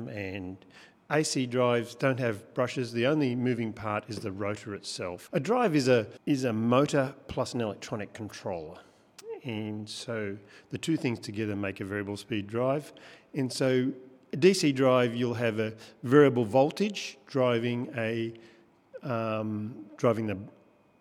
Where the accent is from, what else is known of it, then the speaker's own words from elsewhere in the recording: Victoria, Australia; moved away as an adult; now in Tasmania, Australia; I'm from Victoria. I grew up on a farm